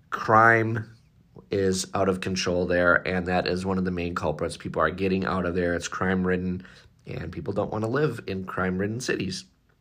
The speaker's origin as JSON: {"language": "English", "region": "Northern US", "country": "United States", "said": "I'm a Northerner, so you can tell."}